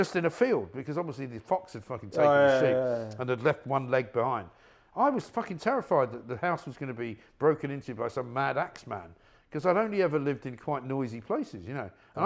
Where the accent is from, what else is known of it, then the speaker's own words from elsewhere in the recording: London, United Kingdom; also born or lived in Bath / New York; I grew up in London like you, and then I lived in Bath for a while, went to university, lived in London, lived in New York